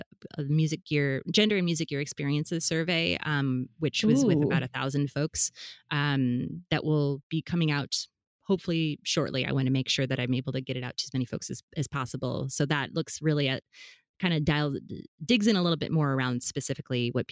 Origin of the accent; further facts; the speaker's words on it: Fargo, North Dakota, United States; now in Rhode Island, United States; I'm from Fargo, Midwest? Fargo, North Dakota.